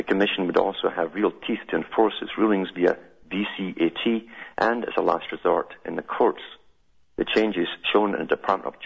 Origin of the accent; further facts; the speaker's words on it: United Kingdom; when I was growing up in Britain